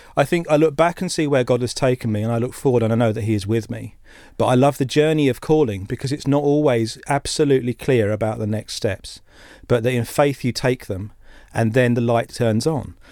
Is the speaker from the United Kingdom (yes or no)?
yes; Essex, East of England, United Kingdom; we grew up in Essex